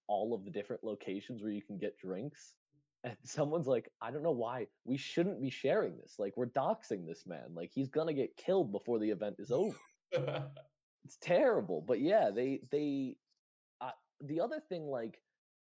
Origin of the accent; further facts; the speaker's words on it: United States; as an American